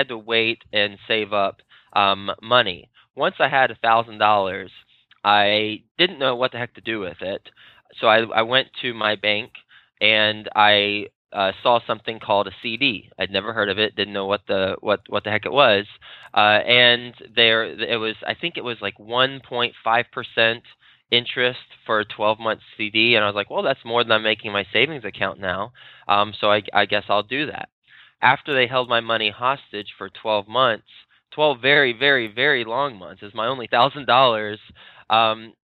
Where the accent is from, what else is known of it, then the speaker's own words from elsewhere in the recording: Fort Worth, Texas, United States; moved away as an adult; also born or lived in New York City; move back down to Texas, where I'm from. I'm from Fort Worth, Texas